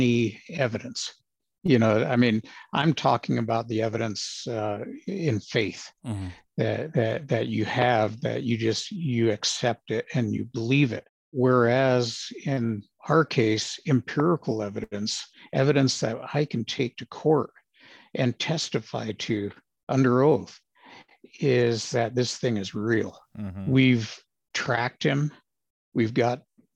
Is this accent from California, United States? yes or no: yes; Los Angeles, California, United States; moved away as an adult; also born or lived in Arizona; Was born and raised in Los Angeles, of all places.